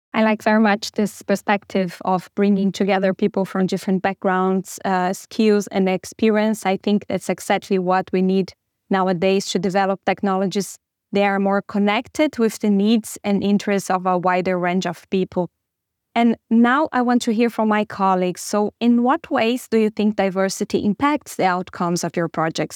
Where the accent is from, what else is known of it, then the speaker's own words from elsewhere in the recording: Brazil; moved away as an adult; now in Germany; I came from Brazil, and I moved to Germany like two and a half years ago